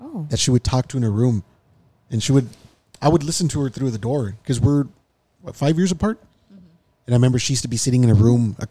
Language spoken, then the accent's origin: English; Highland Park, United States; I grew up in Highland Park at this little house that was in an area called The Hole.